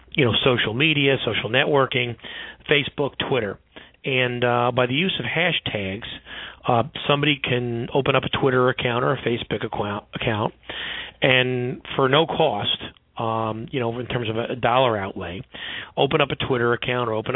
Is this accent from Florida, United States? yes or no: no; New York City, New York, United States; I grew up in Brooklyn, New York